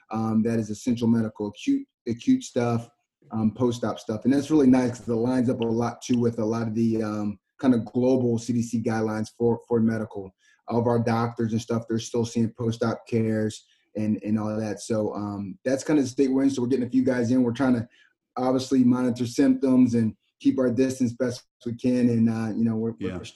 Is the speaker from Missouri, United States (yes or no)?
no; Delaware, United States; I'm from Delaware too